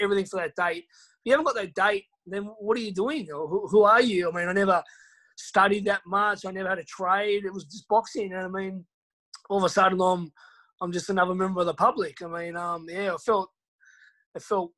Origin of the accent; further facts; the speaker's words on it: Hobart, Tasmania, Australia; moved away as an adult; my hometown of Hobart